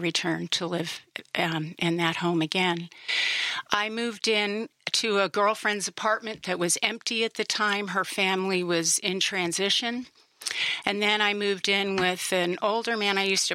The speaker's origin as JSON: {"language": "English", "region": "New York", "country": "United States", "tie": "born or raised there", "said": "I grew up in New York and in a smaller town across the river from the city"}